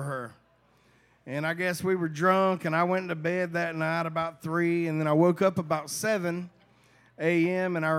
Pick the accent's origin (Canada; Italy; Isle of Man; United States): United States; Hazlehurst, Georgia; I'm from Hazelhurst, Georgia.